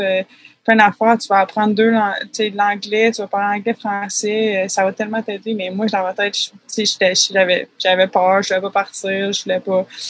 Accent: Quebec City, Quebec, Canada; moved away as an adult; also born or lived in Vanier / Saint-Émile; je viens de Québec, Québec

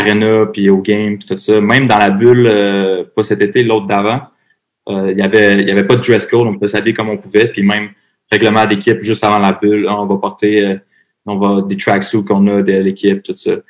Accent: Varennes, Quebec, Canada; also born or lived in Montreal / Nashville; Je viens de Varennes.

